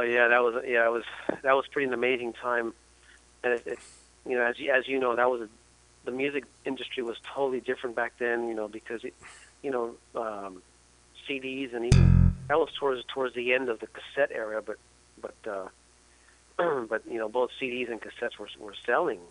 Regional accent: San Francisco, California, United States; I am a native of San Francisco.

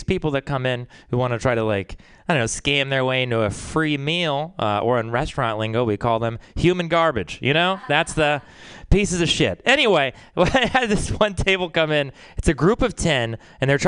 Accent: Texas, United States; moved away; growing up in Texas, it's a fucking weird place

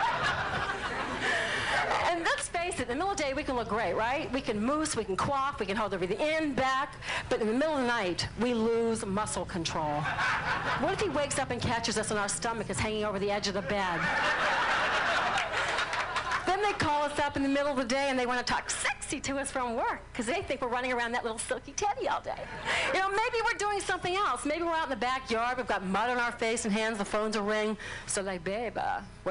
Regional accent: New Orleans, Louisiana, United States; I'm from New Orleans

